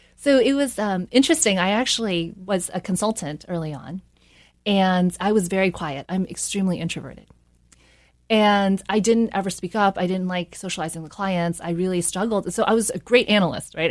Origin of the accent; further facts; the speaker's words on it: South Carolina, United States; also born or lived in New York; I grew up in a small town in South Carolina.